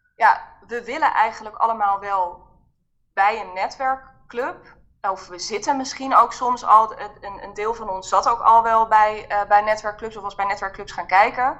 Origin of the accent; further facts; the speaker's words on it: Haarlem, North Holland, Netherlands; ik kom uit Haarlem